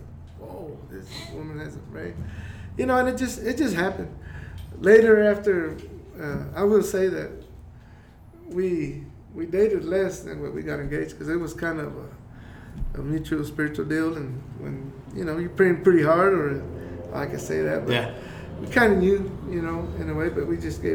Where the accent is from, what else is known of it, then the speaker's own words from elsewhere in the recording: Andrews, Texas, United States; also born or lived in Kansas; we're from Andrews. You know, still from Andrews